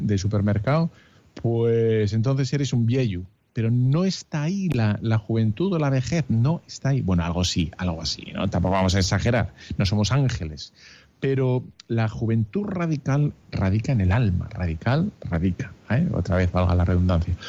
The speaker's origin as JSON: {"language": "Spanish", "town": "Bilbao", "region": "Basque Country", "country": "Spain", "said": "soy de Bilbao"}